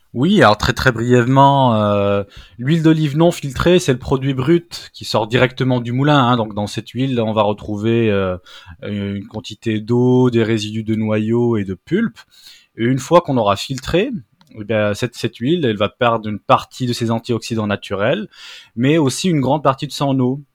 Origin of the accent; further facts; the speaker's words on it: Brittany, France; je suis un vrai breton.